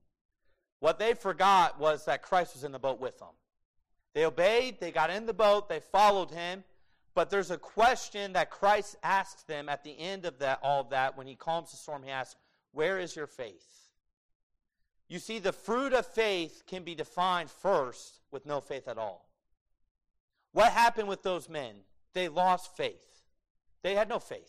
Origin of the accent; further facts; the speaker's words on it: United States; being an American